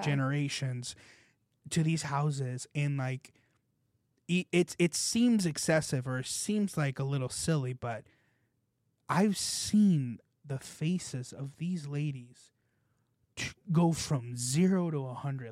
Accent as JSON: {"language": "English", "region": "California", "country": "United States", "moved": "yes", "lives_now": "South Florida, United States", "said": "I'm from California"}